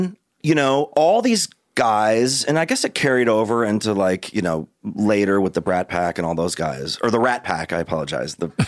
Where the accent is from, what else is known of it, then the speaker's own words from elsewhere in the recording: St. Louis, Missouri, United States; moved away as an adult; now in Los Angeles, United States; I grew up in St. Louis, Missouri, but I got a scholarship to a school out here.